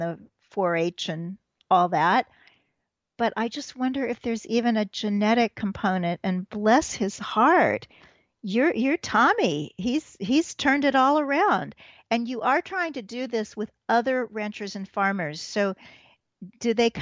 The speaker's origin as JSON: {"language": "English", "region": "Missouri", "country": "United States", "tie": "born or raised there", "said": "I grew up in Missouri"}